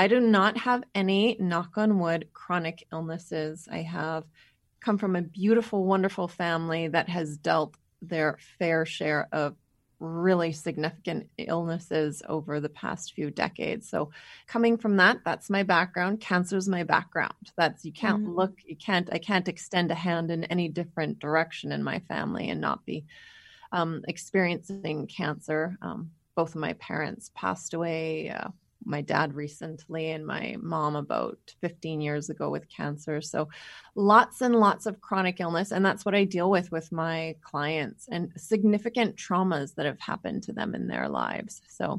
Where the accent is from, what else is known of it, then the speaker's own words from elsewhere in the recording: Winnipeg, Manitoba, Canada; moved away as an adult; also born or lived in Calgary / California; I am from Winnipeg, Manitoba, which is where we live right now. But we kind of took about a 15, 16, 17 year journey where we went to Calgary, and then we were in California for about 12, 13 years of that. So we just moved home.